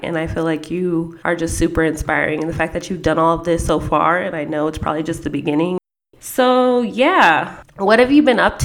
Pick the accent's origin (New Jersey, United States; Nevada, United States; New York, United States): Nevada, United States; Las Vegas; moved away as an adult; also born or lived in San Diego, California; I was like super over Vegas when I was in high school. And then when I moved to San Diego